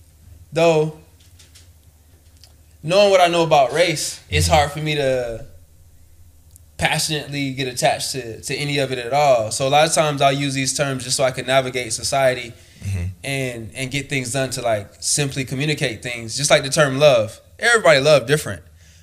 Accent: Haiti; But it's like, I come from Haiti. I represent this place.

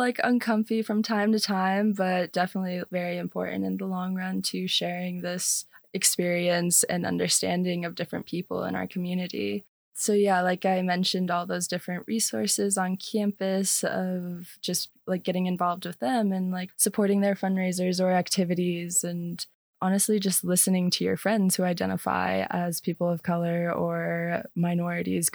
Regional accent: Page, Arizona, United States; moved away as an adult; I did grow up on the Arizona side, actually, of Lake Powell in Page

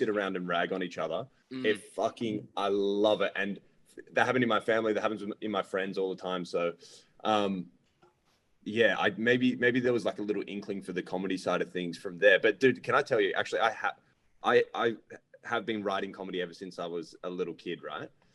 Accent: Ireland; now in Australia; being Irish, dude, I'm one of 7 kids

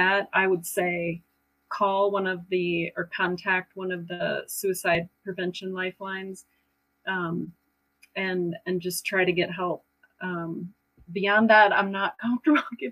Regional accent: Stillwater, Oklahoma, United States; I'm from Stillwater

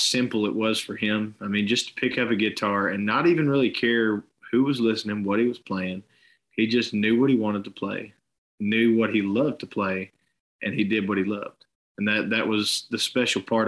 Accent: Chattanooga, Tennessee, United States; I grew up right here in Chattanooga, Tennessee, and lived here majority of my life despite a short venture out west for a little bit.

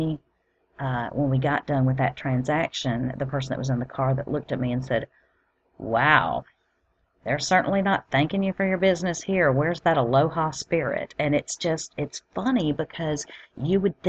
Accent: Alabama, United States; moved away; I'm originally from Alabama

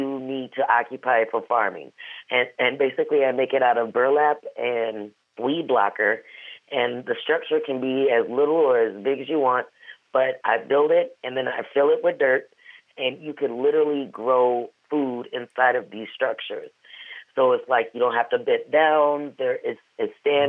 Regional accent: Wisconsin, United States; also born or lived in St. Louis, Missouri; I'm from St. Louis, born but raised in Wisconsin

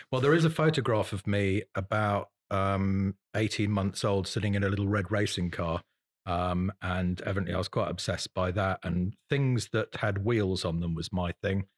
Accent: Salisbury, South West England, United Kingdom; also born or lived in Newbury / Bruton, Somerset / Ross-on-Wye; I was born in Salisbury in Wiltshire

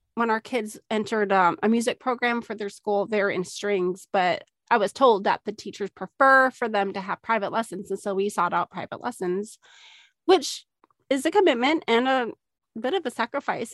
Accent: Minnesota, United States; moved away; growing up in Minnesota

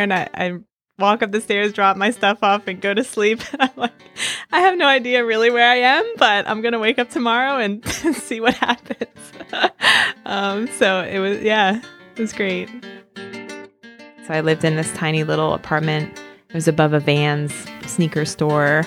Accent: Philadelphia, Pennsylvania, United States; moved away as an adult; also born or lived in Aguascalientes, Mexico; I'm from Philly

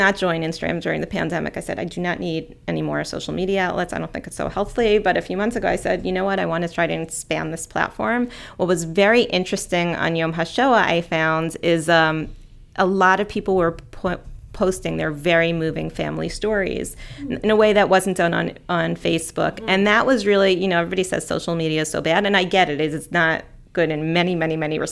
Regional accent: West Hempstead, New York, United States; I grew up in West Hempstead

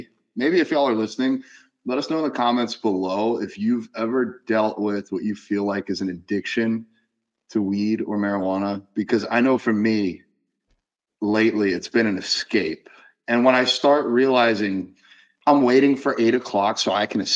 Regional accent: Gainesville, Florida, United States; out of Gainesville, out of my hometown

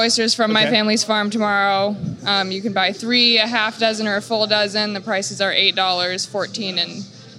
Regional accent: Olympia, Washington, United States; moved away as an adult; I'm originally from Olympia, Washington.

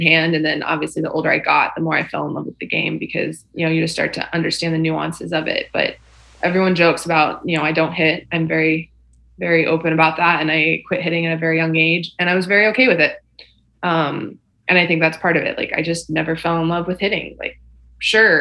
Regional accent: Texas, United States; Born and raised in Texas

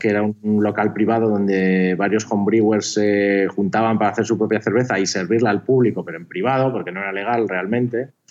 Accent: Pamplona, Navarre, Spain; now in Barcelona, Spain; Yo soy de Pamplona originariamente.

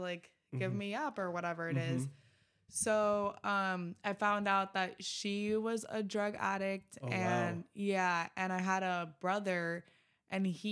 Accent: Miami, Florida, United States; I grew up in Miami, Florida, with a good family

